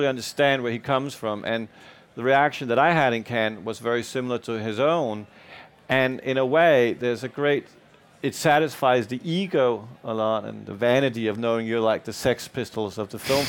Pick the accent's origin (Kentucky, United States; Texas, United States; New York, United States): New York, United States; English is a second language; also born or lived in Denmark; I didn't grow up in Denmark. I grew up in New York. So I may have a Danish passport, but I'm a New Yorker by heart